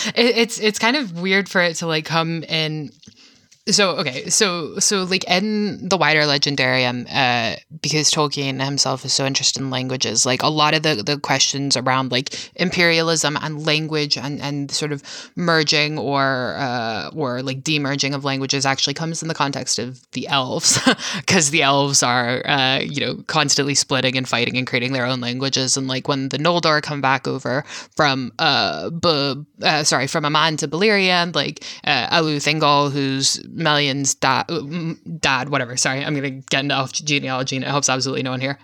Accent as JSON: {"language": "English", "region": "Virginia", "country": "United States", "said": "I'm from Virginia, so I'm, like, you know, part of the South"}